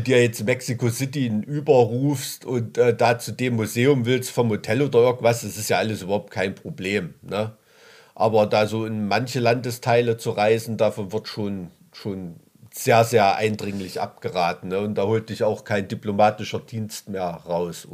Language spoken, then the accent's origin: German; Weimarer Land, Thuringia, Germany; aus dem Weimarer Land